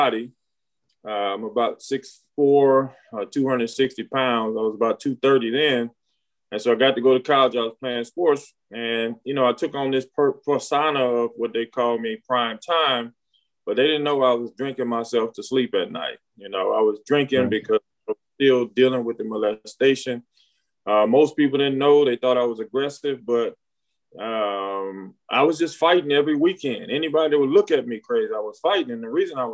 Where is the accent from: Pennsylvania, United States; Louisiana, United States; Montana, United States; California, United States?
Louisiana, United States; Alexandria; I was born in Alexandria, Louisiana